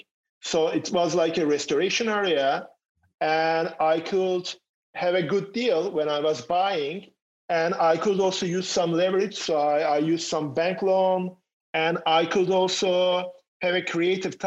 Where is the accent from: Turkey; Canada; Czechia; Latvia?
Turkey; Istanbul; moved away as an adult; also born or lived in Germany / France / Los Angeles, California; now in Austin, United States; Originally, I'm from Turkey. Istanbul is my hometown